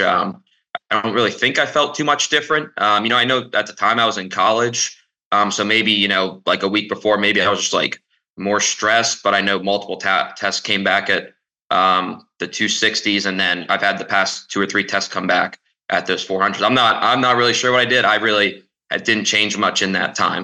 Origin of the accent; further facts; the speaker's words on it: Lancaster, Pennsylvania, United States; moved away; I'm also originally from Lancaster, Pennsylvania